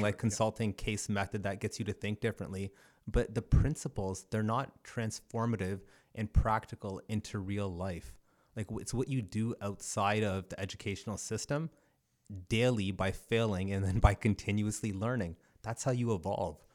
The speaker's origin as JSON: {"language": "English", "town": "Brantford", "region": "Ontario", "country": "Canada", "tie": "born or raised there", "also_born_or_lived": "Cambridge, Ontario", "said": "was born in Cambridge, but then grew up uh, between Ancaster and Brantford."}